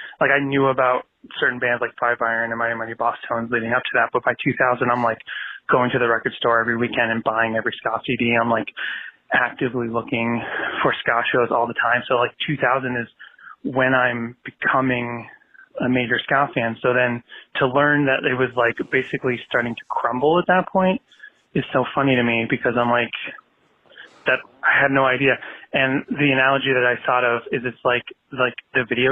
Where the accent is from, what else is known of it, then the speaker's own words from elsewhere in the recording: Boston, Massachusetts, United States; I'm from Boston